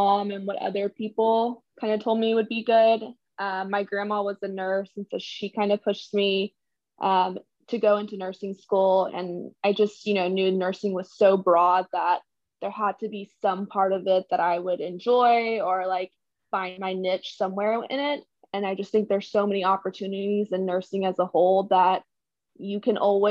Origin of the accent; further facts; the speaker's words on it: small town near Bastrop and La Grange, Texas, United States; I actually grew up in a small town, like an hour and 45 minutes outside of Austin, towards like Bastrop and LaGrange